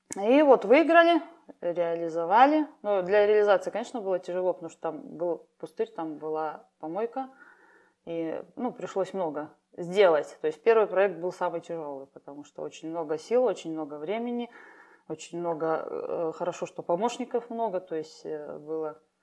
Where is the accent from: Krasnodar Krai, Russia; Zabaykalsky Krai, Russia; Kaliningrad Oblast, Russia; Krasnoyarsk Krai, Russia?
Zabaykalsky Krai, Russia; Chita Oblast, Priargunsky District; moved away as an adult; now in Nizhneudinsk, Russia; я с Забайкалья, Читинская область. Приаргунский район – это дальний край, скажем так, где граница с Китаем